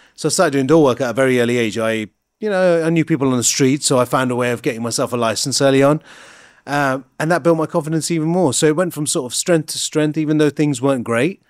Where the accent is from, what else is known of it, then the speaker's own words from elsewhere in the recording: High Wycombe, South East England, United Kingdom; the culture I was brought up in, in High Wycombe